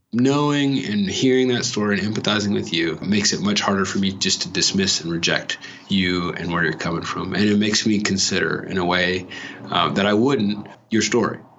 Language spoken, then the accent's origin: English; California, United States; moved away; I'm coming from California